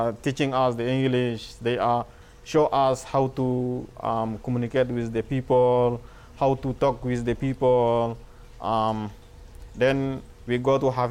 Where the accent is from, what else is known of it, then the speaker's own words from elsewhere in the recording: Aljendea, Darfur, Sudan; English is a second language; moved away as an adult; also born or lived in Kenya; now in Tucson, United States; I am from Sudan, Darfur, Aljendea.